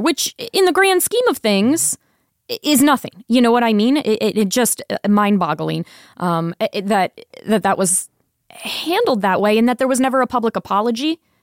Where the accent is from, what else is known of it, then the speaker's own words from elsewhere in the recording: Tampa, Florida, United States; now in Las Vegas, United States; I am from Tampa